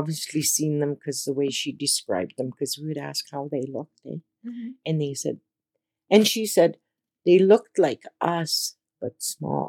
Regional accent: Sucker Creek Reserve, Alberta, Canada; I'm from Sucker Creek, Alberta Reserve

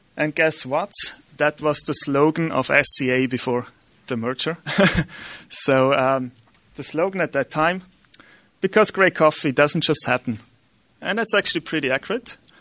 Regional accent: Austria; English is a second language; I'm Austrian, so my accent is not really accurate.

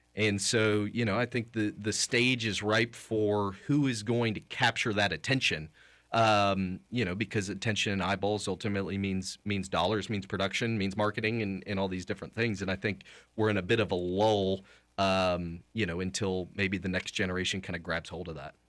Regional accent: Kansas City, Missouri, United States; I grew up in Kansas City

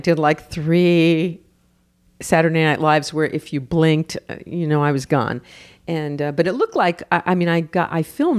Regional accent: New York, United States; New York.

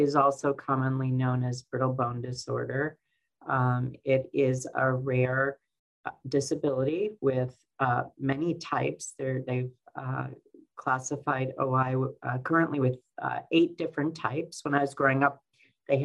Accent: Detroit, Michigan, United States; I was born in 1964 in Detroit, Michigan, in a suburb of Detroit, Michigan

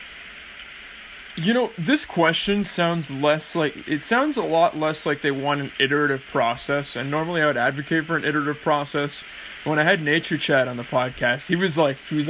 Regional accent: California, United States; now in England; when I moved to England and they found out I was from California

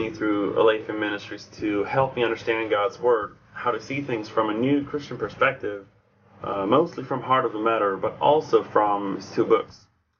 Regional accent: Sweden; I am 19 years old, and I am from Sean's second best country in the world, that is Sweden.

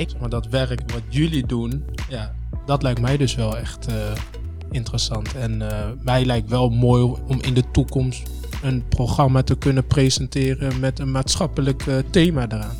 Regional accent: Apeldoorn, Gelderland, Netherlands; also born or lived in Congo; omdat ik ook gewoon uit Apeldoorn kom

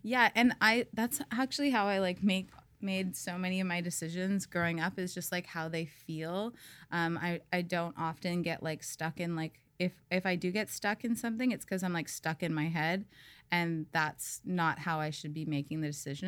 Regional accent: Saskatoon, Saskatchewan, Canada; now in Tofino, Canada; I grew up in Saskatchewan, um, the middle of Canada.

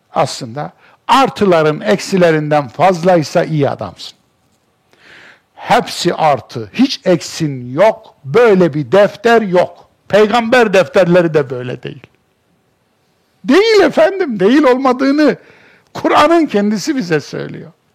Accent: Kayseri Province, Turkey; Benim doğduğum memleketimin işte en büyük alameti farikası Erciyes'tir. Ben Erciyes'e bakarak büyümüş bir insanım.

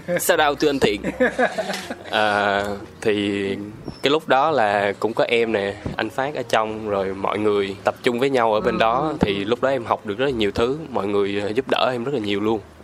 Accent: Ho Chi Minh City, Vietnam; also born or lived in Sóc Trăng; em là sinh ra ở thành phố Hồ Chí Minh, ừ. Rồi, quê quán gốc của em thì em ở Sóc Trăng

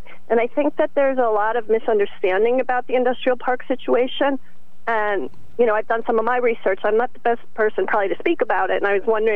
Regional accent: Norwich, Connecticut, United States; as a child growing up in Norwich

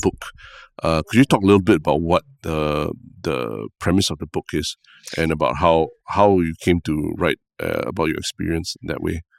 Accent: Singapore; as a Singaporean

